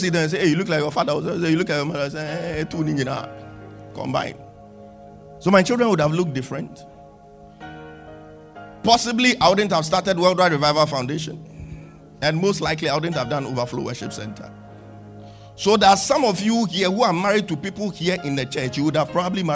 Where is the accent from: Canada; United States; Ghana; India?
Ghana; I had the conviction in my heart that my purpose was here in Ghana. I knew God wanted to do something with me in Ghana, even in my teenage days.